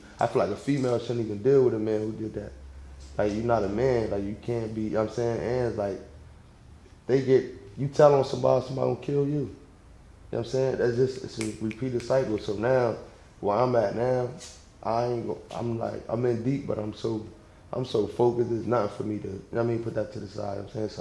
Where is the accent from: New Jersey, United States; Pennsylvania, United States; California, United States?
New Jersey, United States; Salem; I'm from South Jersey